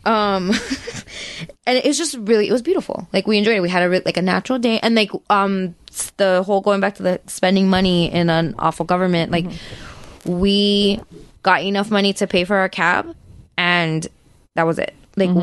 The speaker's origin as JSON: {"language": "English", "country": "United States", "said": "we're from the United States"}